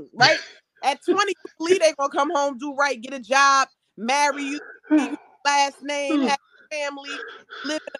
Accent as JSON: {"language": "English", "region": "New Jersey", "country": "United States", "said": "I'm from New Jersey"}